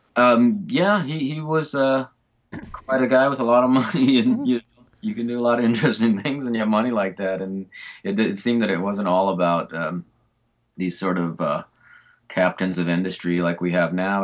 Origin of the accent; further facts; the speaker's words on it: Fullerton, California, United States; I grew up in Fullerton